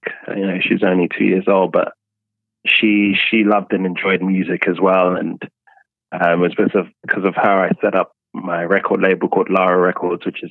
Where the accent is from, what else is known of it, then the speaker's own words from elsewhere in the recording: London, United Kingdom; also born or lived in Ghana; Born in London, spent some time early schooling and nursery, etc. And I went back to Ghana. I spent some time with my grandparents over there.